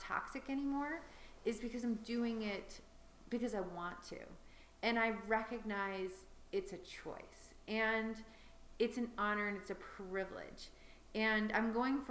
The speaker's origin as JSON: {"language": "English", "town": "Chicago", "region": "Illinois", "country": "United States", "tie": "born or raised there", "also_born_or_lived": "Paris, France", "said": "I was born in Paris to two expats who were just there living and working. So that was already kind of an interesting start to life. I don't have many memories of that, but I have a few. And at five, I moved back to Chicago"}